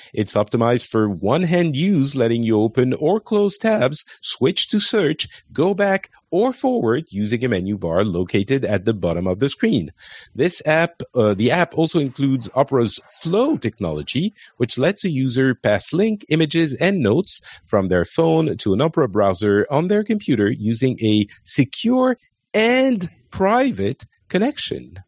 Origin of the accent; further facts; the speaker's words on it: France; I am French.